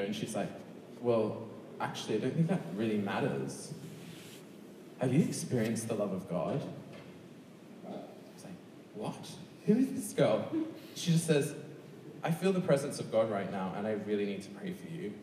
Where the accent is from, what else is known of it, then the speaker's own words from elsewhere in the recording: Sydney, New South Wales, Australia; moved away; I come obviously from Sydney, Australia, which is the second, which has the second largest gay and lesbian population. So when I was growing up, I was in a conservative Church of England boys' school